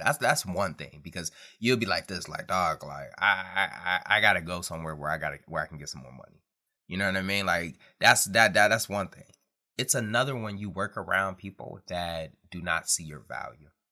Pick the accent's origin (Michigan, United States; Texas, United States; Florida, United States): Michigan, United States; Detroit; growing up in Detroit, Michigan